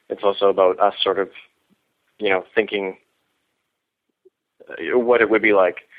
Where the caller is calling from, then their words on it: Vancouver, British Columbia, Canada; I'm calling from Vancouver, Canada.